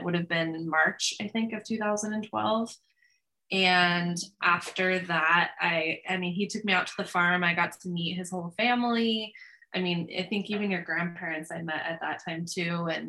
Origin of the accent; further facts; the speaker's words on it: Chico, California, United States; moved away as an adult; now in Ashley, United States; I am originally from Chico, California, and we now reside in Ashley, North Dakota.